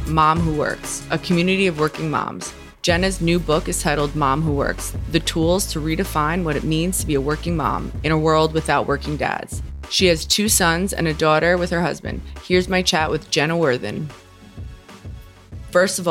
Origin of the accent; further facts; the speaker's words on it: New York, United States; moved away as an adult; now in Montana, United States; I'm from New York